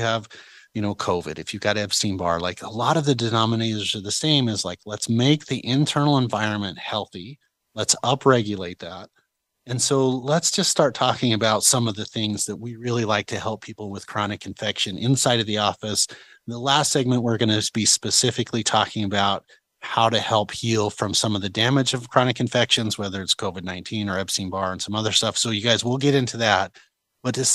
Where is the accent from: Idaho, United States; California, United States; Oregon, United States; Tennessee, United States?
Idaho, United States; we're from Idaho